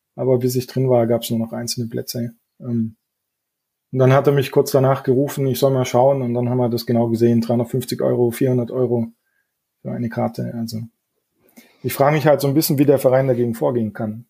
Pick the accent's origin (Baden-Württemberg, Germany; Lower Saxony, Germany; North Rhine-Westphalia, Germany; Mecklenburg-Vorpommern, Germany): Baden-Württemberg, Germany; Neuhausen ob Eck; wohnen ganz im Süden von Baden-Württemberg, nahe vom Bodensee. Ich weiß nicht, ob ihr das Southside Festival kennt, aber aus dem Ort komme ich